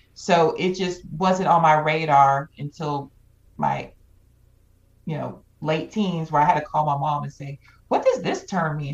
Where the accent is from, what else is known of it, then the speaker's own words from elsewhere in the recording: Georgia, United States; growing up in the South